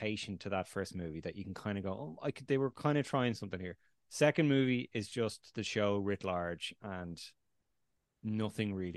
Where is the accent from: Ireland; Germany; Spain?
Ireland; That was filmed in my hometown, Republic of Ireland